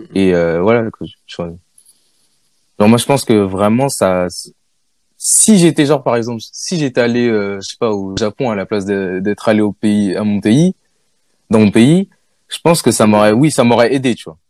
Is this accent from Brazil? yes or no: no; France; je suis né en France